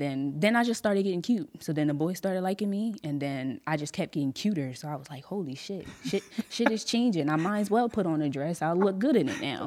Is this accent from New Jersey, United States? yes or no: yes; Atlantic City, New Jersey, United States; also born or lived in Mays Landing / Galloway / Millville; now in Sicklerville, United States; I was born in Atlantic City